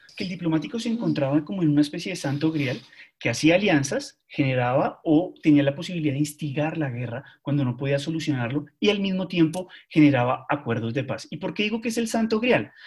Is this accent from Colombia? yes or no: yes; Colombia; No fuimos Argentina